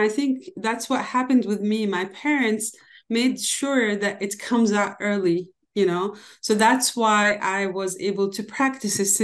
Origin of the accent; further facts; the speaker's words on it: Damascus, Damascus Governorate, Syria; Yeah, i am born and raised in Damascus, Syria, as you mentioned.